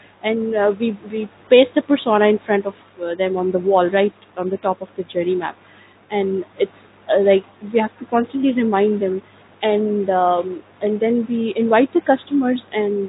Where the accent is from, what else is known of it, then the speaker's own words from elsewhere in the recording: Pakistan; first language Urdu; English is a second language; now in Dubai, United Arab Emirates; Since I'm from Pakistan, my native language is Urdu